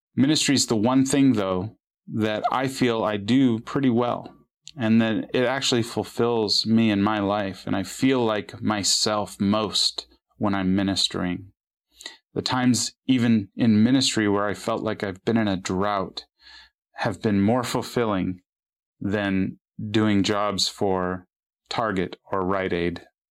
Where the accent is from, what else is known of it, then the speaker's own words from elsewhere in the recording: California, United States; moved away as an adult; also born or lived in Portland; I grew up in California